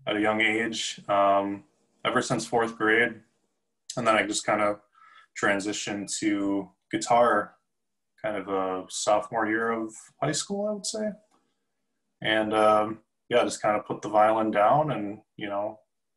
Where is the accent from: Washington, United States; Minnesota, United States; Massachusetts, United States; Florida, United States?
Minnesota, United States; Edina; moved away; I am from Minnesota, Edina, Minnesota